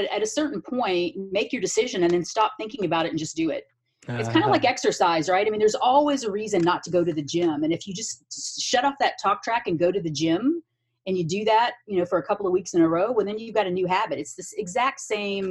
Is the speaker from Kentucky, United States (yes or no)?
yes; Lexington, Kentucky, United States; moved away as an adult; also born or lived in New York / California; I grew up in Kentucky and I moved from Lexington, Kentucky to Manhattan when I was 25.